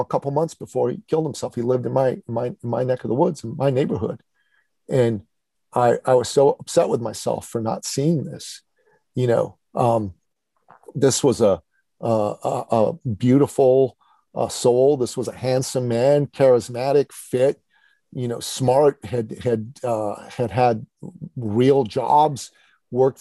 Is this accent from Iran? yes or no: yes; Iran; now in Canada; I'm originally from Iran